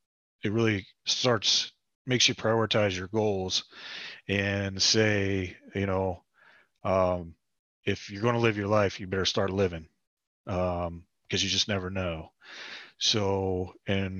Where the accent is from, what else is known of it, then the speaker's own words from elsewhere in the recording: Parkersburg, West Virginia, United States; moved away as an adult; I'm originally from Parkersburg, West Virginia. I was born and raised there.